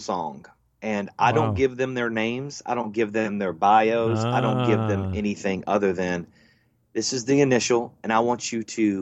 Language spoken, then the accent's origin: English; Panama City, Florida, United States; I do love my hometown